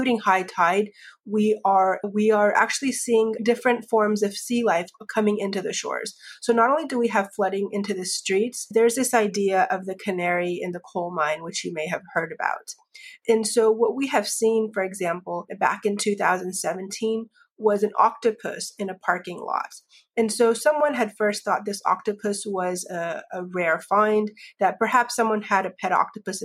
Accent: Florida, United States; I grew up in Florida, surrounded essentially by the ocean as well as swamplands and wetlands.

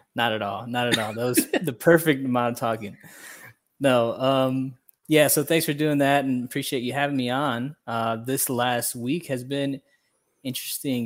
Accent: Hammond, Indiana, United States; moved away as an adult; now in Guatemala; I was born and raised in Northwest Indiana

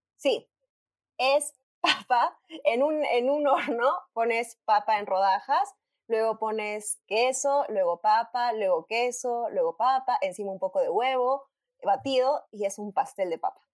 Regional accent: Arequipa, Peru; moved away as an adult; also born or lived in Lima, Peru / Madrid, Spain; Nací en Arequipa, eh, hace, en el 2010 me mudé a Lima para estudiar en la universidad y actualmente estoy en Arequipa

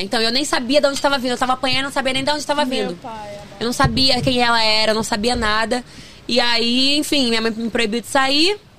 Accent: Duque de Caxias, Rio de Janeiro, Brazil; born or raised there; also born or lived in Queimados

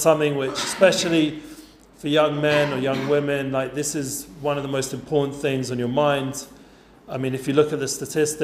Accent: London, United Kingdom; now in Efrat, Israel; growing up in Edgeware, since some of the guys know what that means, I was a bit of like a North London secular guy

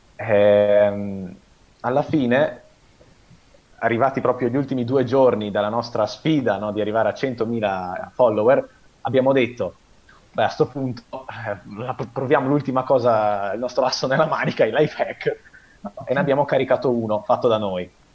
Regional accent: Veneto, Italy; also born or lived in Parma, Italy; abito in Veneto da quando sono piccolo praticamente, però io sono nato a Parma

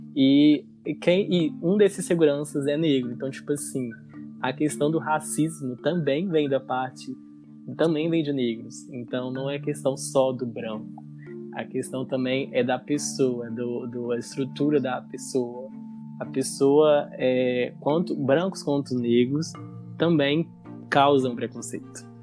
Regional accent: Governador Valadares, Minas Gerais, Brazil; eu sou da Universidade Federal aqui da minha cidade, a UFJF, aqui de Governador Valadares

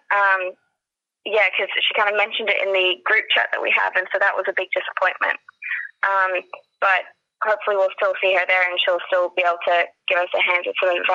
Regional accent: Australia; moved away as an adult; now in United Kingdom; I'm actually from Australia, and um, so I played it in high school um, before moving over to the UK.

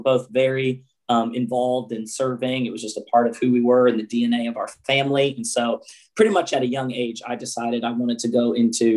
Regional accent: United States; moved away; I was raised about 45 minutes south of Philadelphia

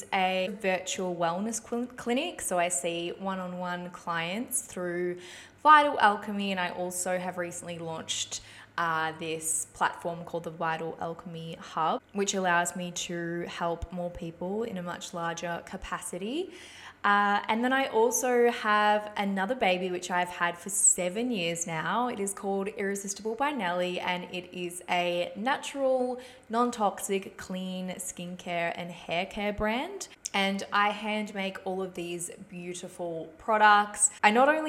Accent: Ballarat, Victoria, Australia; moved away as an adult; also born or lived in Czech Republic / Melbourne; now in Sunshine Coast, Australia; I am originally from the Czech Republic, and I moved here when I was little. Basically grew up and lived in Ballarat my whole life.

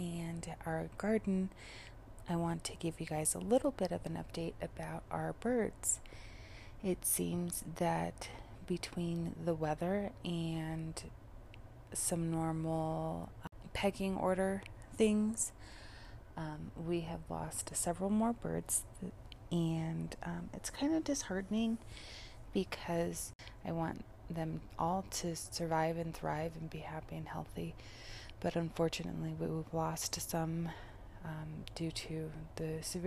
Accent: Colorado, United States; I am from Colorado, but the climate in Colorado varies so much. There are the plains regions, which are the lower altitudes. That's what you usually hear about when you hear about the Mile High City, that 5280 altitude. And that's where I spent a majority of my life, is in those plains regions

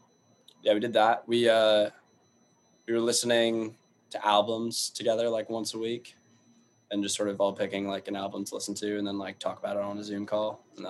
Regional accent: United States; us being American

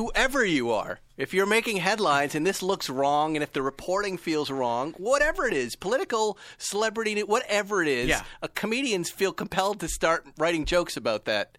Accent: Massachusetts, United States; I'm from Massachusetts.

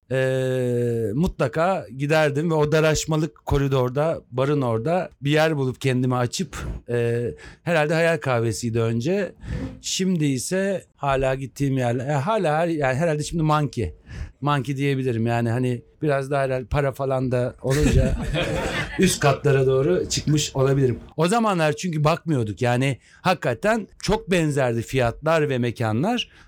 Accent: Tekirdağ, Turkey; O yani onun için Tekirdağ çok makuydu. Tekirdağlıyım bu

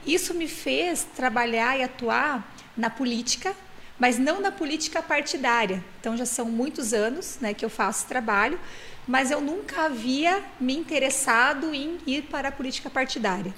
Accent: Rio Grande do Sul, Brazil; moved away; Eu nasci no Rio Grande do Sul, numa cidade no interior que tem 5 mil habitantes.

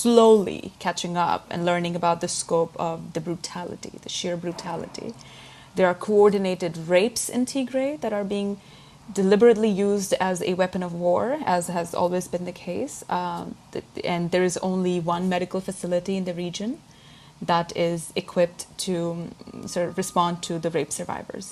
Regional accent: Pakistan; I am from Pakistan

